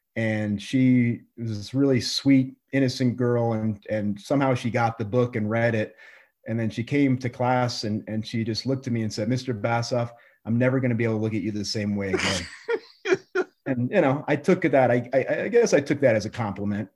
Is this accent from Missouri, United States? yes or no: no; Colorado, United States; also born or lived in New York / Iowa; the whole time I was growing up in Colorado